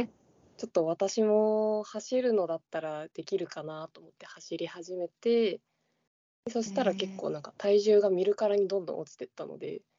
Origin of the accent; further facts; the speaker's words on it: Shizuoka, Japan; 地元が静岡の方なので